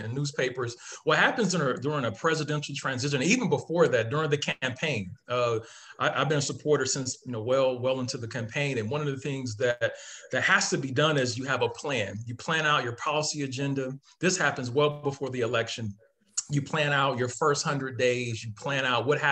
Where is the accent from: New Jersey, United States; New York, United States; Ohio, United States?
Ohio, United States; Akron; as a person growing up in Ohio, very humble beginnings from Akron, Ohio, growing up in Ohio